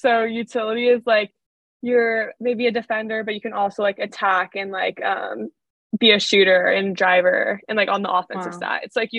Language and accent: English; Danville, California, United States; I grew up in Danville, California, lived there my whole life, and now am at Stanford in Palo Alto, so not too far from home.